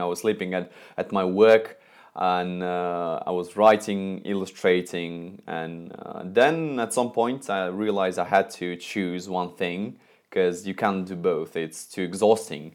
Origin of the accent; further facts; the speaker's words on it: Moscow, Russia; I'm from Moscow, Russia